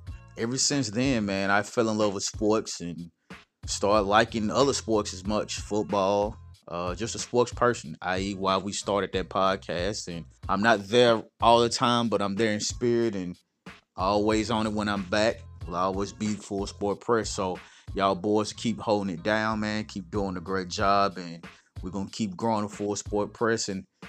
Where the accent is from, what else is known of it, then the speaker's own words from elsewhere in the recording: Nashville, Tennessee, United States; I'm from Nashville, Tennessee, as you all know, born and raised, and was brought up in Tennessee State.